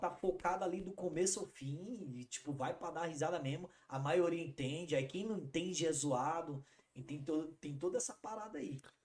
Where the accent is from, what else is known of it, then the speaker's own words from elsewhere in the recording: Brazil; eu sou da Zona Norte.